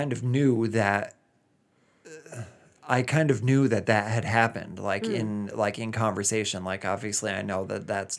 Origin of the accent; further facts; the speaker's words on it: Rhode Island, United States; Rhode Island, my home state